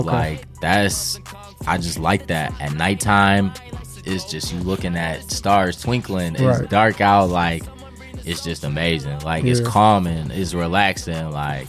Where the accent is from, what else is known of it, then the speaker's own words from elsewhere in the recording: Novi, Michigan, United States; I really grew up in Novi like my whole life. Ooh. Like straight up in the suburbs my whole life.